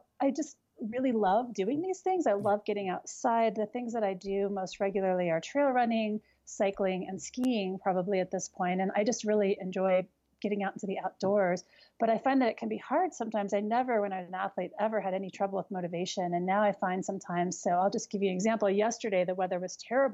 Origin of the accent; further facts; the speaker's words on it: New Mexico, United States; moved away as an adult; also born or lived in Colorado / Europe; because I was from New Mexico, but living in Colorado